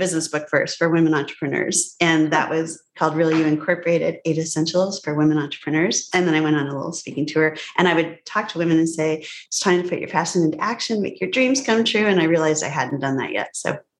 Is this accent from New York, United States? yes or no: no; Evanston, Illinois, United States; born there; But I grew up all over the place. My dad was a professor. And so I was born in married student housing at Northwestern, where he got his PhD